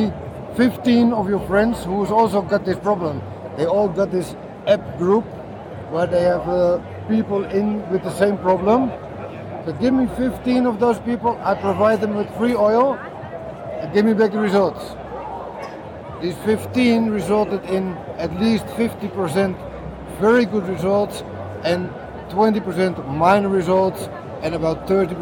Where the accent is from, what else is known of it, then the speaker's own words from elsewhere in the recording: Amsterdam, North Holland, Netherlands; I loved growing up in Amsterdam